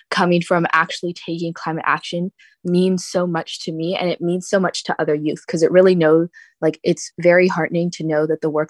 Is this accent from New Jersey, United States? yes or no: no; Florida, United States; born there; now in San Diego, United States; So, I was born in South Florida um, during the 2005 hurricane season. And moving to San Diego, I didn't know a lot about climate change initially